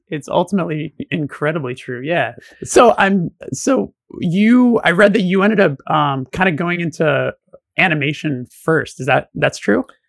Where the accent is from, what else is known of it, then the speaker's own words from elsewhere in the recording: Burbank, California, United States; I grew up around the block from Burroughs